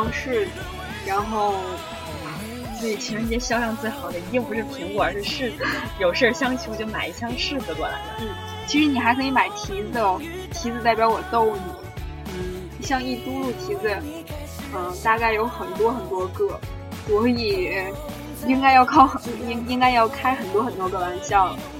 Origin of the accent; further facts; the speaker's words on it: Tianjin, China; 虽然我们都是天津人，也是北方人